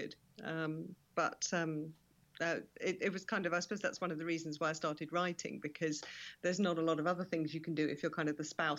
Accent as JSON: {"language": "English", "region": "London", "country": "United Kingdom", "tie": "born there", "lives_now": "Perthshire, United Kingdom", "said": "But I was originally born in London, but I now live in Scotland permanently."}